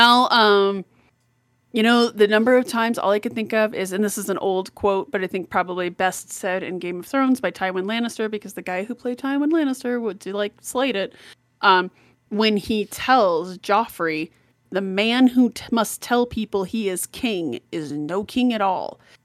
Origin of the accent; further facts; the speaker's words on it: Colorado, United States; I'm the little Colorado mountain girl